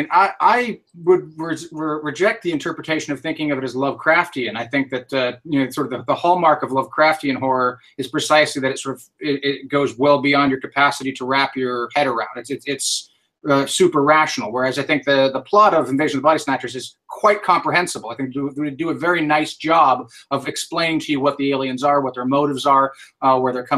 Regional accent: San Francisco, California, United States; we're still in San Francisco, which of course is my hometown

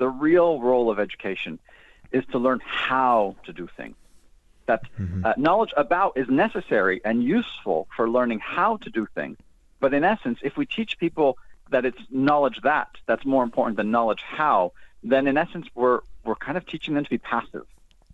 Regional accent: France; moved away; also born or lived in United States; I'm from the States originally, but I was raised in France.

